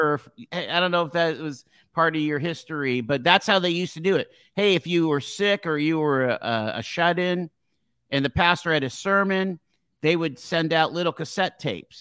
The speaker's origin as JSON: {"language": "English", "town": "Erie", "region": "Pennsylvania", "country": "United States", "tie": "born or raised there", "said": "I grew up here in Erie on West eighteenth Street"}